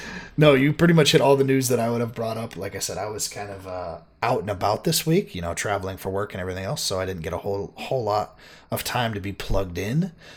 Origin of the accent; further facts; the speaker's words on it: Minnesota, United States; Me being a Minnesota boy